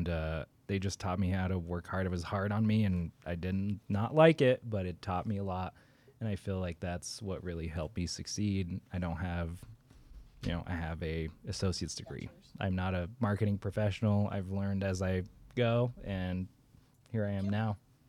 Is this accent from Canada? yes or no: yes; Canada; I am Canadian.